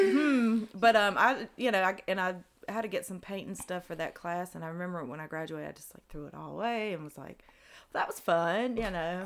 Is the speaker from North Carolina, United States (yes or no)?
yes; Greensboro, North Carolina, United States; also born or lived in Spencer, North Carolina / Salisbury, North Carolina / Charlotte, North Carolina; i was originally born in uh, Spencer, North Carolina